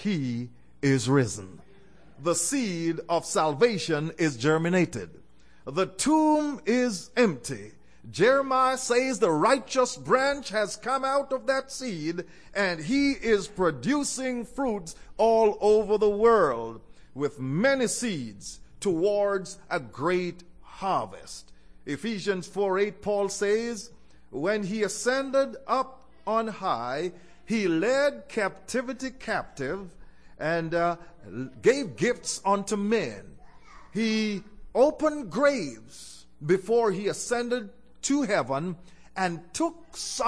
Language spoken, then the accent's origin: English; Jamaica; I was born in Jamaica